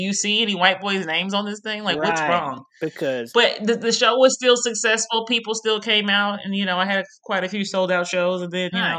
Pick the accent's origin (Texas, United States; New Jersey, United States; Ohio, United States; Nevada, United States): Nevada, United States; Las Vegas; since I am from Vegas and I would hound people.